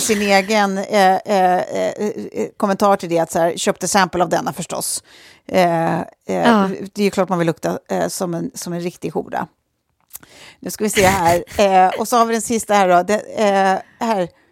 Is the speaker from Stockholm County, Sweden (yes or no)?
yes; Lidingö, Stockholm County, Sweden; bor på Lidingö där vi är uppvuxna, jag och Sofie